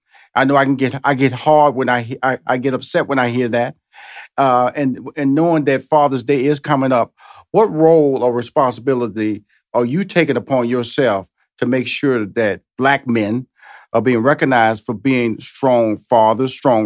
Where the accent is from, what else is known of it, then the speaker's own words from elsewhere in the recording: Houston, Texas, United States; Is that I'm from Houston, Texas, so I've been celebrating Juneteenth.